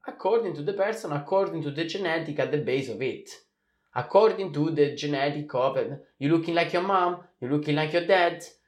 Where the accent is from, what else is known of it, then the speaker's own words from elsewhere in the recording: Italy; we are coming from Italy. We have the same tradition